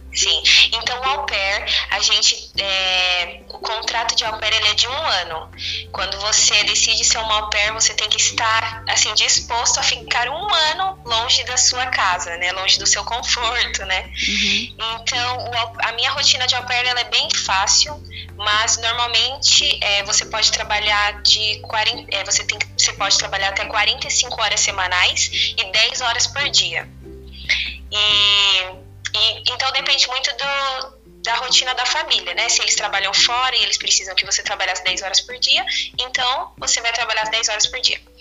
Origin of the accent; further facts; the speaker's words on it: Brazil; moved away as an adult; now in United States; a gente é do Brasil